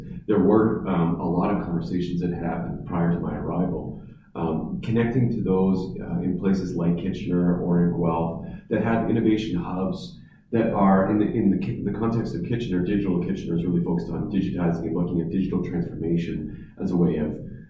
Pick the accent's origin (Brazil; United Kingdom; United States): United Kingdom; Southampton, South East England; moved away as an adult; I grew up in Southampton and I needed to leave like almost everyone else who wanted to go to university or college. And I didn't necessarily want to leave the region, but had to leave the region.